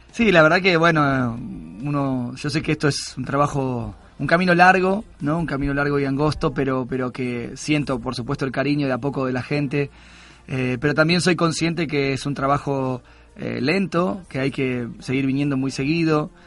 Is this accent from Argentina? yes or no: yes; Argentina; Argentina, que es mi país natal